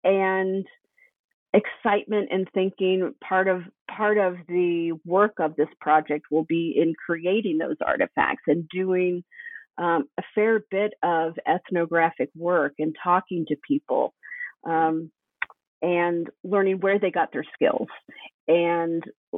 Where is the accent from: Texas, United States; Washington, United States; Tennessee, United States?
Tennessee, United States; So I grew up in East Tennessee, which was a fairly rural area.